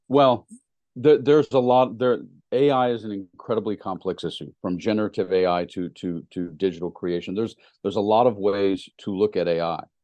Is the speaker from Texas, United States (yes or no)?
no; Tennessee, United States; moved away; I'm from Tennessee